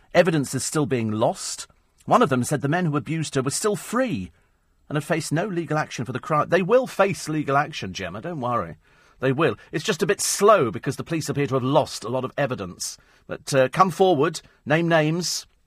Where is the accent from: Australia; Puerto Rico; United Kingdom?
United Kingdom; we're British